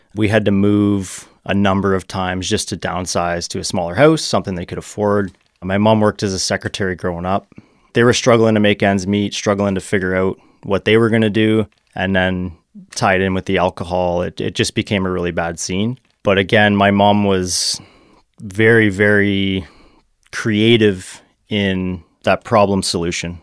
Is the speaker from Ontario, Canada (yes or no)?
yes; Burlington, Ontario, Canada; also born or lived in Hamilton / Mississauga; I grew up in Burlington, Ontario.